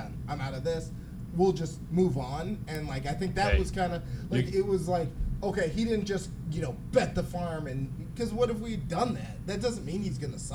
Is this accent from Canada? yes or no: yes; Canada; being a Canadian